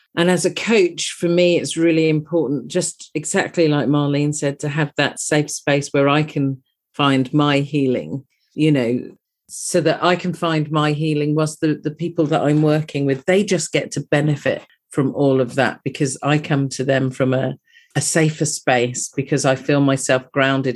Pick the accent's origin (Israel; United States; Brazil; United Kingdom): United Kingdom; You can possibly tell from my accent that I'm from across the pond.